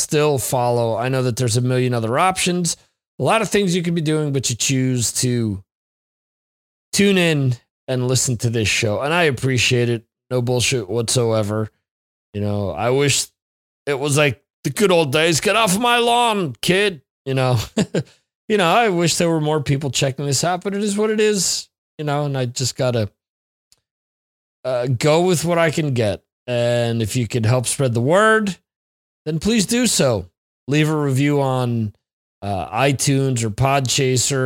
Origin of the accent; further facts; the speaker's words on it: New Jersey, United States; moved away; my home state of New Jersey